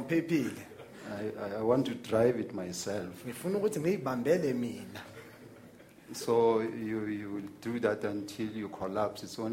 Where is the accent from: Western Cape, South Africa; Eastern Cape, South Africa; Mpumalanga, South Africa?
Mpumalanga, South Africa; Witbank; moved away; Witbank is my hometown